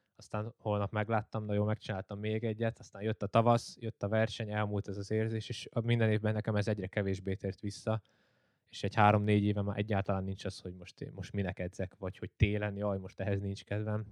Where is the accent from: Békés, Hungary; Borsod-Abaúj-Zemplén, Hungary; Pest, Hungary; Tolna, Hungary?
Pest, Hungary; Csömör; csömörön éltem le itt Pest mellett az egész életemet